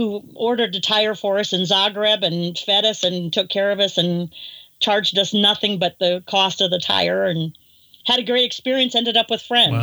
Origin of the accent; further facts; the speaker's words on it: Pierre, South Dakota, United States; moved away as an adult; also born or lived in Florida; I was born and raised in Pierre, South Dakota